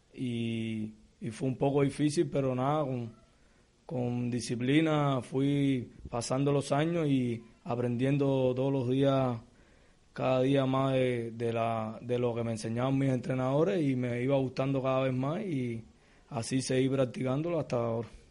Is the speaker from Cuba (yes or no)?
yes; Havana, Cuba; natural de La Habana, vivo en el municipio de Arroyo, en La Guinera